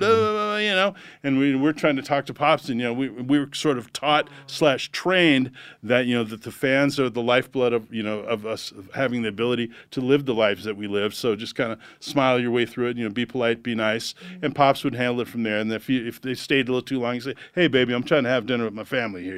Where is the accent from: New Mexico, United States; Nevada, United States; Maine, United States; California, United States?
California, United States; Los Angeles; also born or lived in Santa Monica, California / Hollywood, California; I grew up in Encino, California